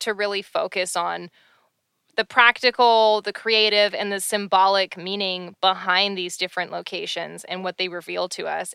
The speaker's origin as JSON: {"language": "English", "country": "Canada", "said": "I'm Canadian"}